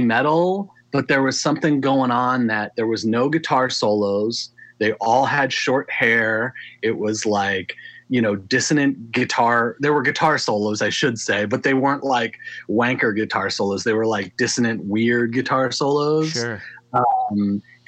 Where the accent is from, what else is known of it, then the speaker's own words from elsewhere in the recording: Maryland, United States; I grew up in Maryland